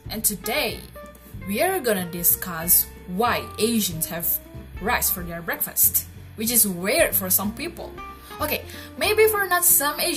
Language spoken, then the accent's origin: English; Indonesia; Okay, so basically, I'm from Indonesia and I live in Bali.